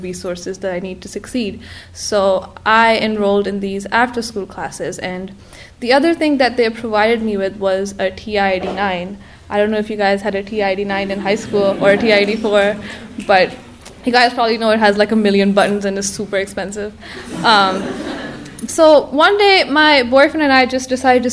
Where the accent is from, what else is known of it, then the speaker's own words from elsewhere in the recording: Karachi, Sindh, Pakistan; moved away; I was born in Karachi, Pakistan. It's a place I'm deeply attached to and will always call home